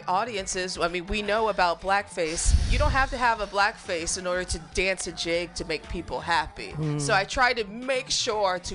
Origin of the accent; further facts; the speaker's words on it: the Ozarks, United States; I'm from the Ozarks, so that's the surrounding I'm used